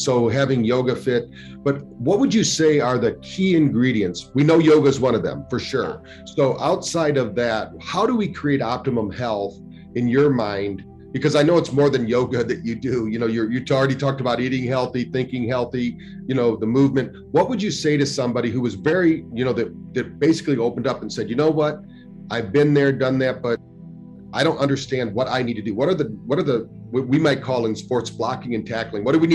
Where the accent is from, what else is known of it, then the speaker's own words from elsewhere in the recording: Battle Creek, Michigan, United States; I grew up in Battle Creek, Michigan, where health food, the first health food store in America was there